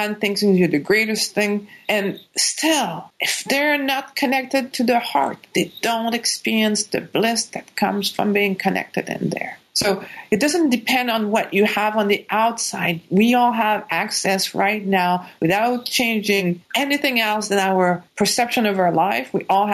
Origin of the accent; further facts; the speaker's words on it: Quebec, Canada; English is a second language; moved away as an adult; I was born in Quebec